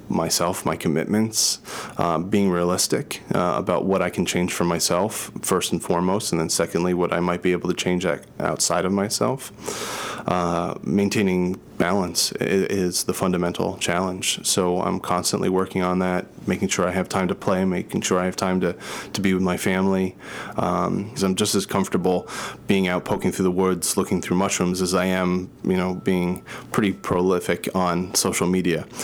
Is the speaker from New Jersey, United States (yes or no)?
yes; New Jersey, United States; moved away as an adult; also born or lived in Boston; started when I was 18 and I moved from New Jersey to Boston and I was going to Boston University and studying psychology